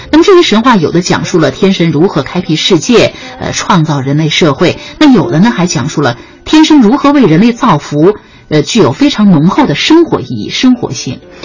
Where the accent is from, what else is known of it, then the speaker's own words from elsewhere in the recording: China; 为什么我们中国人不是外国人的那种样子